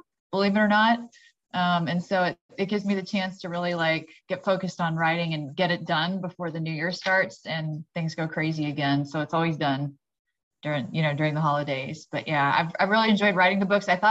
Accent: Austin, Texas, United States; I am from the Austin, Texas area

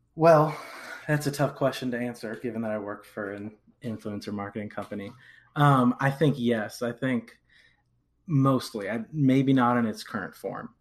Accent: Rochester, New York, United States; now in Lexington, United States; I'm originally from Rochester, New York, way upstate

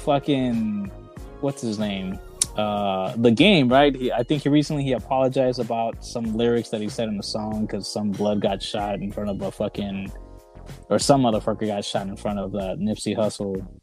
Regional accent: Compton, California, United States; first language Spanish; English is a second language; And I was in Compton. I went to Tibby Elementary

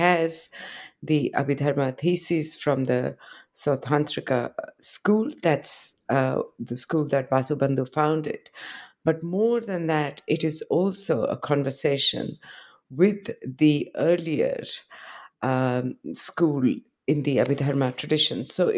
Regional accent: India; I come from India, but I was trained. I did my PhD in the West. I did my first 2 degrees in Delhi.

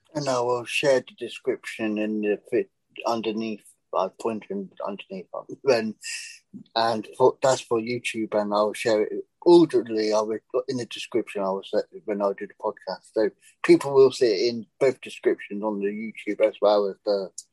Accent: England, United Kingdom; moved away as an adult; now in United States; I decided to take the jump and leave England

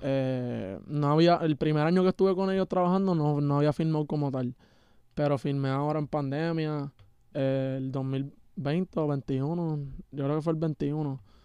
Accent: Puerto Rico; yo soy de PR y estoy aquí en Canadá

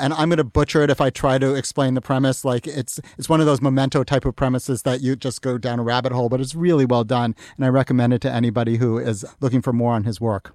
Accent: Massachusetts, United States; I grew up in Massachusetts. I grew up right next to the towns where this first one was filmed

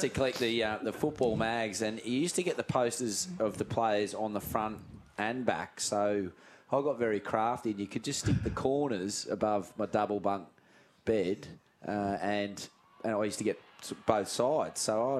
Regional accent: Richmond, New South Wales, Australia; I grew up in Richmond

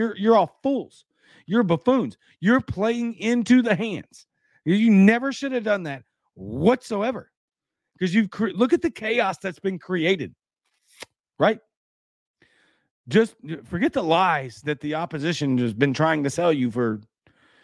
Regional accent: Baton Rouge, Louisiana, United States; now in Mississippi, United States; I'm from Baton Rouge

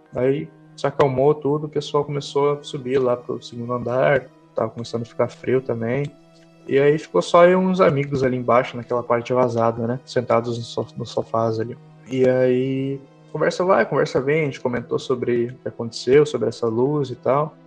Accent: Santa Maria, Rio Grande do Sul, Brazil; Sou aqui do interior do Rio Grande do Sul, é, mais precisamente Santa Maria

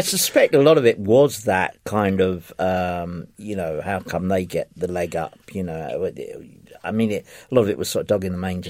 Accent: London, United Kingdom; I grew up in in Ifield Road

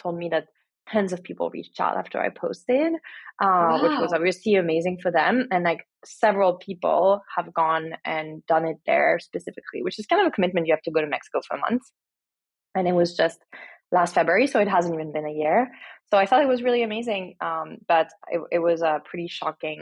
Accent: France; moved away as an adult; now in United States; I was born and raised in France and now I've been here for 14 years

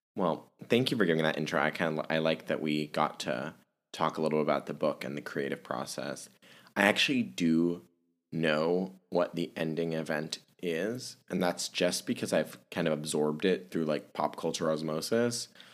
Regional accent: Germany; moved away; I was born and raised in Germany

